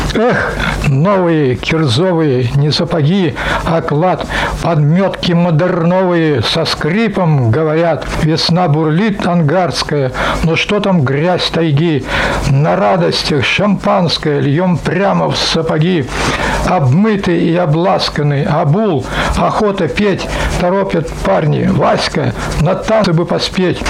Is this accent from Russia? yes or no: yes; Siberia, Russia; Я же родился в Сибири